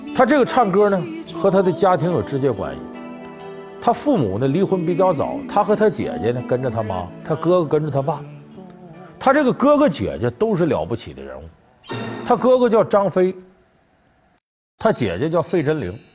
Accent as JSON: {"language": "Chinese", "region": "Northeast China", "country": "China", "tie": "born or raised there", "moved": "yes", "said": "我这老家在东北"}